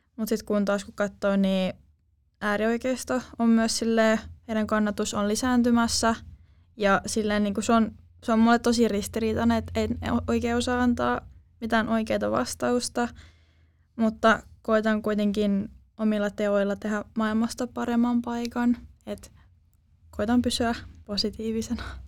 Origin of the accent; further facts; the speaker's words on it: Turku, Southwest Finland, Finland; tuun tuolta Turusta